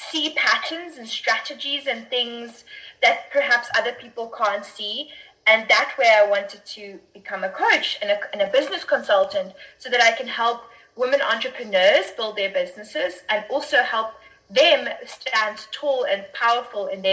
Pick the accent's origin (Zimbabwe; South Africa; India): South Africa; I'm from South Africa